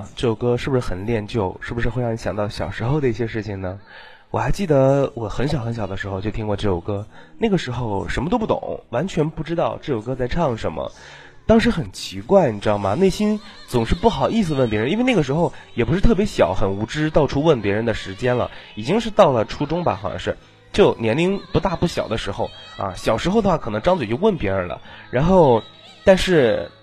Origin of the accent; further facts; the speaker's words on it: Northeast China, China; 我也是东北的